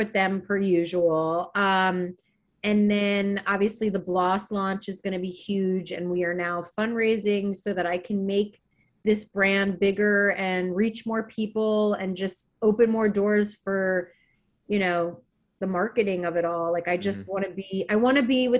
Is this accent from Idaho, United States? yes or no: no; Maryland, United States; moved away; when I grew up in Maryland